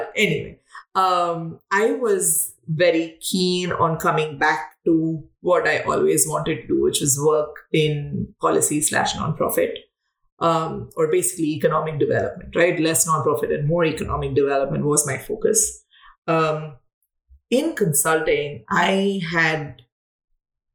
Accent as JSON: {"language": "English", "region": "South India", "country": "India", "tie": "born or raised there", "also_born_or_lived": "Mumbai, India / Delhi, India / Chennai, India", "moved": "as an adult", "lives_now": "United States", "said": "I come from India. I come from the south of India. Mostly like lived in Mumbai, Delhi, and Chennai all my life"}